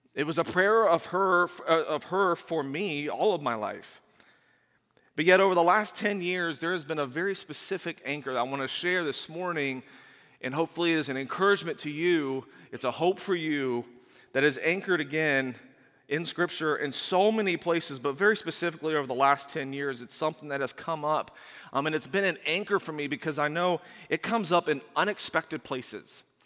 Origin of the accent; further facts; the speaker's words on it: Indiana, United States; moved away as an adult; also born or lived in Washington, D.C. suburb; we moved from Indiana to a suburb of Washington, D C